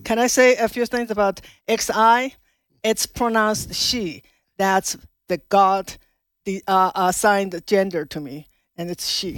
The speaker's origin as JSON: {"language": "English", "country": "China", "tie": "born or raised there", "moved": "as an adult", "lives_now": "Loudoun County, Virginia, United States", "said": "I was born in China, grew up in China, spent my first twenty-six years in China, Mao's China."}